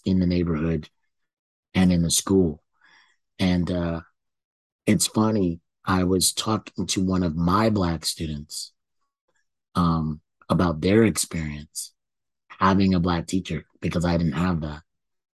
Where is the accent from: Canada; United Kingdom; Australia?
Canada; I thought I was born in Canada